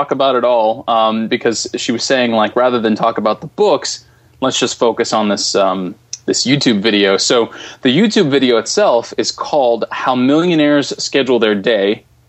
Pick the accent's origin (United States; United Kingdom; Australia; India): United States; Philadelphia, Pennsylvania; born or raised there